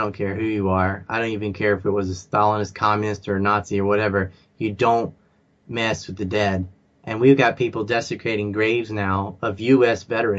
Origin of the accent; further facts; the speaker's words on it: the South, United States; also born or lived in Virginia; I grew up in the South and I saw the Confederate flag my whole life.